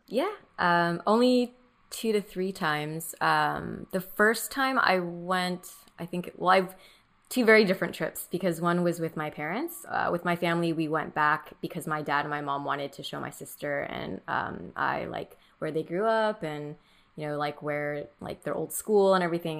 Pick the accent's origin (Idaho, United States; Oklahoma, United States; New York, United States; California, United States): California, United States; Orange County; first language Mandarin; English is a second language; I grew up in Orange County, which is, like, all white people